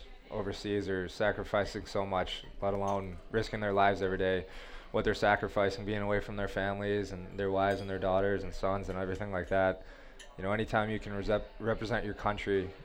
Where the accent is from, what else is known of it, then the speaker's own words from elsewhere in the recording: United States; being an American